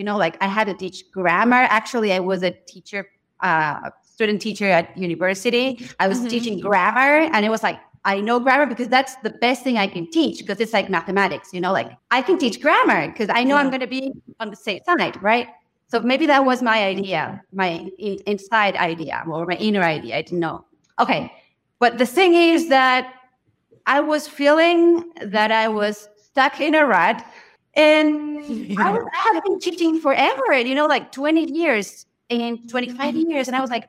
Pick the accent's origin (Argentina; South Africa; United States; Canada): Argentina; English is a second language; I'm a teacher. I'm from Argentina.